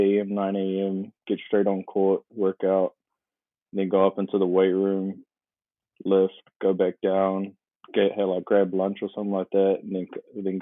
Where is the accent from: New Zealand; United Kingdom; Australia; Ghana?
New Zealand; Auckland; I was born and raised here in Auckland, New Zealand